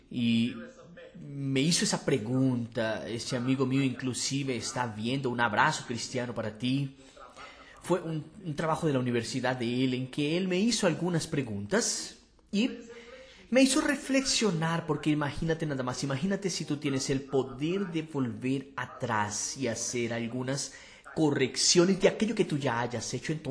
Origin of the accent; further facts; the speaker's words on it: Fortaleza, Ceará, Brazil; Para quien no me conoce, soy de Fortaleza, hará ya emprendo desde 2006.